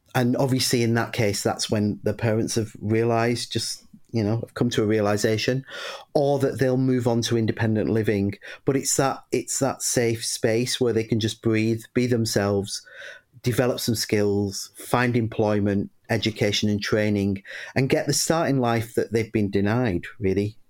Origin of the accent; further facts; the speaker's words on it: Bury, North West England, United Kingdom; I grew up in a little northern town called Bury in Lancashire